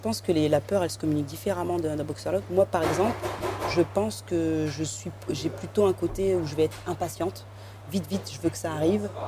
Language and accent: French; Compiègne, Hauts-de-France, France; moved away; Je joue au foot à Compiègne, dans l'Oise, là où j'ai grandi